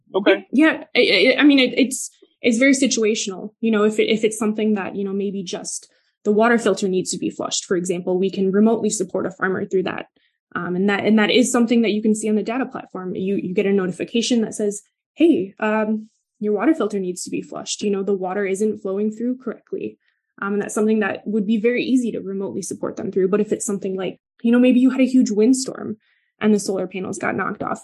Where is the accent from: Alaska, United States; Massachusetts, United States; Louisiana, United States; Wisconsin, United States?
Wisconsin, United States; Milwaukee; I'm from the Midwest. I grew up in Milwaukee.